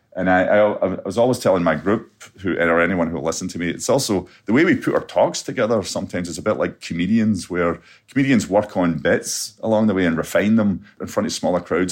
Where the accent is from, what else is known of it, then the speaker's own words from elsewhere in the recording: Scotland, United Kingdom; growing up in Scotland